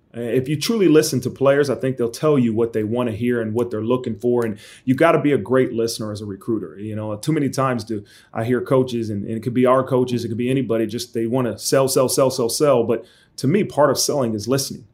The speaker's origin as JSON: {"language": "English", "town": "Dayton", "region": "Ohio", "country": "United States", "tie": "born or raised there", "said": "growing up in Dayton, Ohio"}